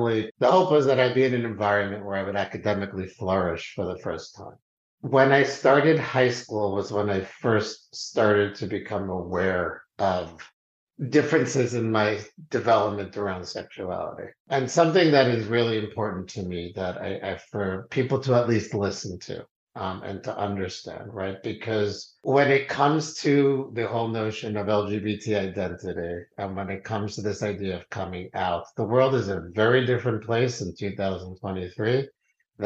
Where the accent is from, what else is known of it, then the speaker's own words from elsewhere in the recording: New York City, New York, United States; I grew up in Queens, New York